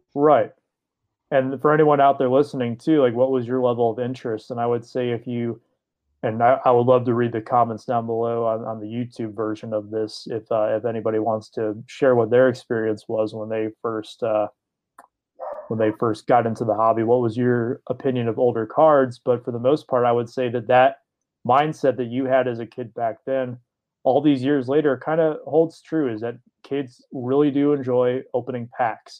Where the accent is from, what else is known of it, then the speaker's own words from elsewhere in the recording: Detroit, Michigan, United States; I grew up in the Detroit area